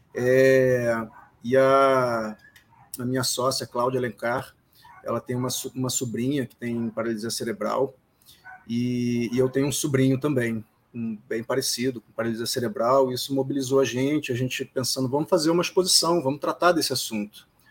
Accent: Rio de Janeiro, Brazil; a gente é do Rio

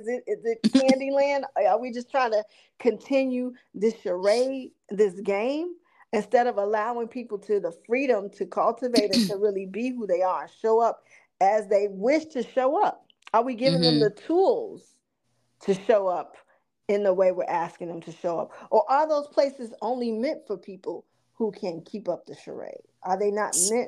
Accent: Chicago, Illinois, United States; little ghetto girls like me growing up on the South Side on the low end of Chicago

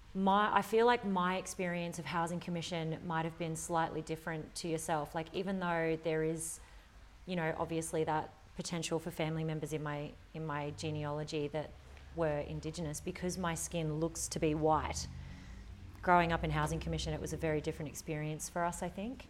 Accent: Australia; our culture here as an Australian

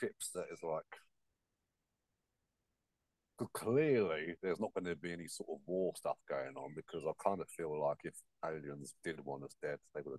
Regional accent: United Kingdom; because we're British

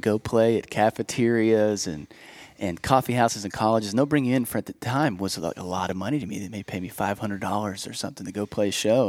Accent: Bethel Park, Pennsylvania, United States; now in Nashville, United States; we were south about 30 minutes in a town okay. called Bethel Park

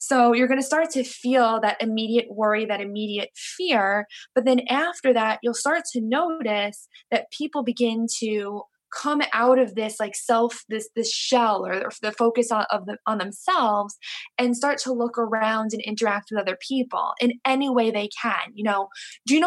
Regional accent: New York, United States; I'm from New York, and we pretty much communicate, we pretty much travel and rely on, you know, the subway system

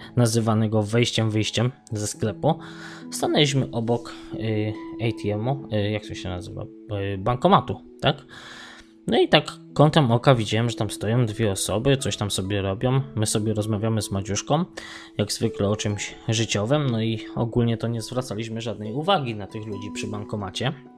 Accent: Poland; now in Sligo, Ireland

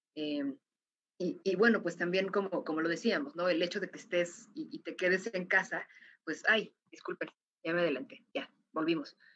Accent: Mexico; como mexicana

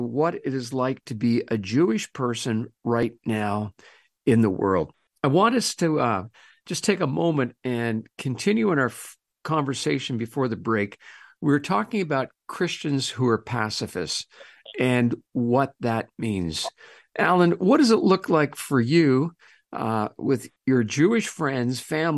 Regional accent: Canada; as a Canadian

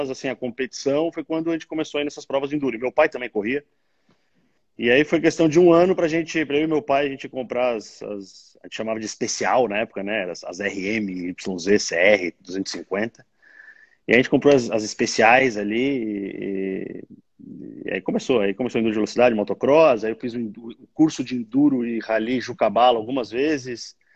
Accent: Rio Grande do Sul, Brazil; now in São Paulo, Brazil; Mas é quando a gente chegou em São Paulo, sou gaúcho, né? E quando a gente chegou em São Paulo para fincar a pé aqui, eh, a segunda vez, em 92

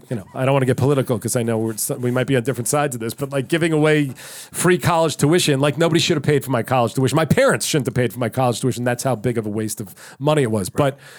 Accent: New York, United States; I'm from New York.

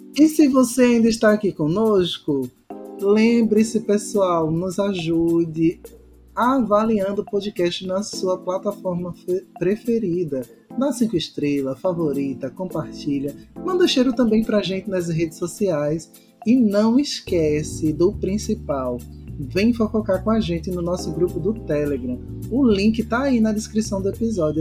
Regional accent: Recife, Pernambuco, Brazil; also born or lived in Porto Alegre / Florianópolis; now in Fortaleza, Brazil; a minha cidade natal, Recife

